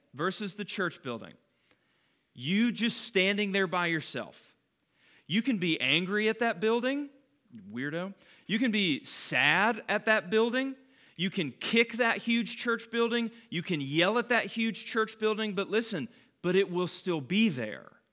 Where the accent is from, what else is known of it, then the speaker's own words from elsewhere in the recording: Calhoun, Georgia, United States; when I grew up in Calhoun, we lived on this road called McDaniel Station